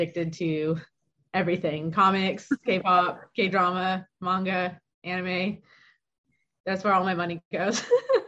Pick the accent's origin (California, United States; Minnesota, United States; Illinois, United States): California, United States; Southern; now in Midwest, United States; I am originally from Southern California, now living in the Midwest.